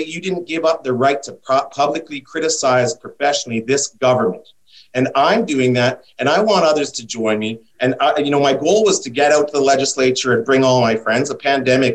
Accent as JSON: {"language": "English", "town": "Edmonton", "region": "Alberta", "country": "Canada", "tie": "born or raised there", "said": "I was born in this province. I was born in the Edmonton General Hospital. I will die in this province."}